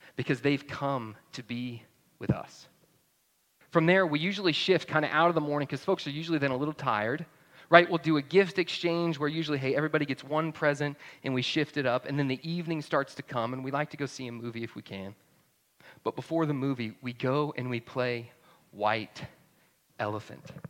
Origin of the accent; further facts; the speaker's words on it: North Georgia, United States; moved away as an adult; now in New Braunfels, United States; I grew up in North Georgia